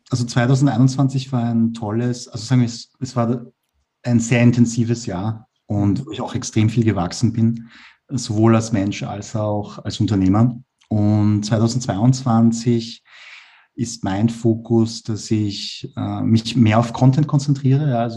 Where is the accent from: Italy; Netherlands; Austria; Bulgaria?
Austria; Vienna; Ich bin ja Asiat, also meine Eltern kommen aus Korea, aber ich bin in Wien geboren und aufgewachsen und äh, ja, ich, meine Mentalität ist weiß, also halt wienerisch, aber ich schaue aus wie ein Koreaner.